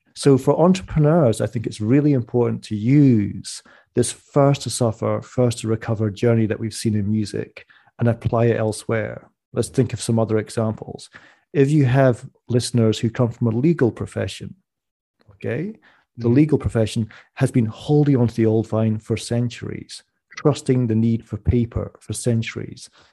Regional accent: Scottish Borders, Scotland, United Kingdom; I'm from the Scottish borders. We have more sheep than people in my village

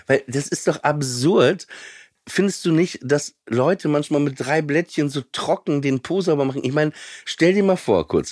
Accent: Papenburg, Lower Saxony, Germany; ich komme aus Papenburg im Emsland und da war halt nix

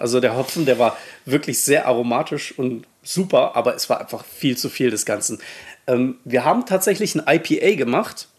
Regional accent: Saxony-Anhalt, Germany; moved away as an adult; also born or lived in Baden-Württemberg / Middle Franconia, Bavaria; wo ich herkomme in Sachsen-Anhalt, also gebürtig

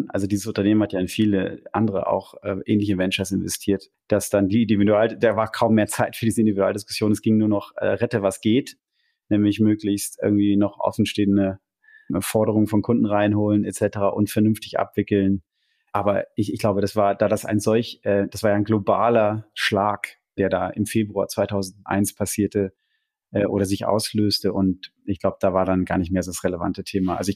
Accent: London, United Kingdom; ich komme aus London, bin eine Weltreise gemacht und habe dann meinen Job da als Produktmanager äh, im Waldenburger Tal begonnen

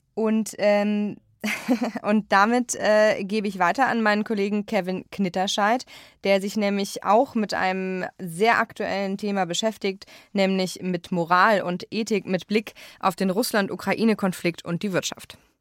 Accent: Ahr Valley, Rhineland-Palatinate, Germany; also born or lived in Eifel; meiner Heimat, dem Ahrtal

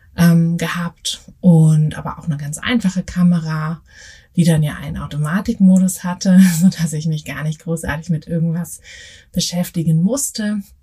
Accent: Berlin, Germany; also born or lived in Paris; Ich komme ja aus Berlin

